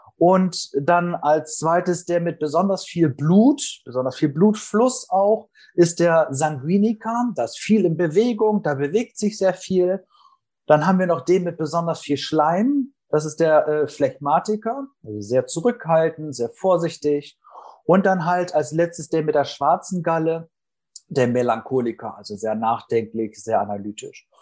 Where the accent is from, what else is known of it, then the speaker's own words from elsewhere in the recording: Northern Germany, Germany; komme aus Norddeutschland